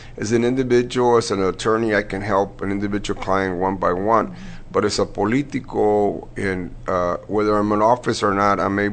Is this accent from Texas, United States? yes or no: yes; Crystal City, Texas, United States; moved away; I'm originally from Crystal City, which is near the border